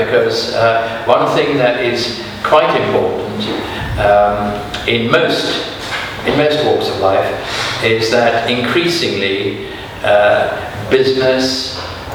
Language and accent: English; South Africa; moved away; also born or lived in Germany / United States; I was brought up for 7 years in South Africa. Before that, I was born in Germany.